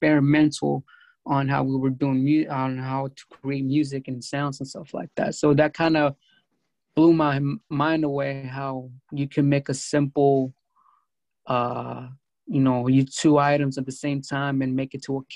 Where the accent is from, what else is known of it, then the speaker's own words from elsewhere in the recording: California, United States; also born or lived in Mexico; I grew up in California.